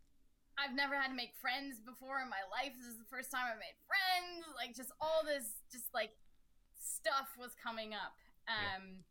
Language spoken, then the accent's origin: English; Steubenville, Ohio, United States; they knew I was from Steubenville